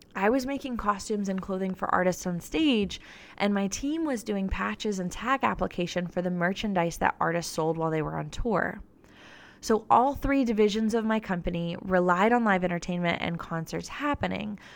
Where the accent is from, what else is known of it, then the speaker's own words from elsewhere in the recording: Florida, United States; now in Nashville, United States; I wasn't from Nashville. I'm from Florida. I'm a Florida girl